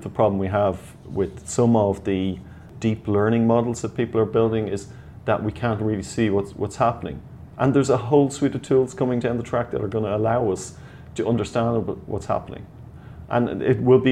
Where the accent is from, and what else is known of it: Ireland